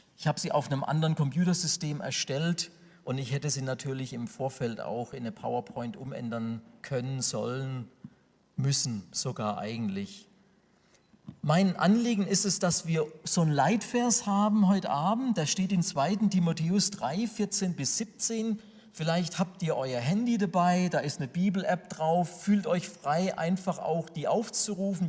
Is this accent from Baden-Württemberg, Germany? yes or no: yes; Sinsheim, Baden-Württemberg, Germany; Ich komme aus der Gemeinde Gottes in Sinsheim